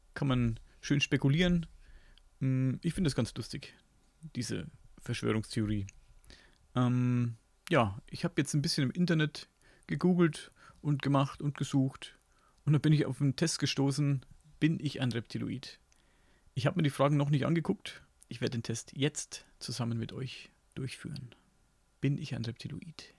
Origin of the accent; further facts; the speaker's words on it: Upper Franconia, Bavaria, Germany; accent: Franconian; ich komme aus Franken, also genauer Oberfranken. Und da wird eben Fränkisch geredet.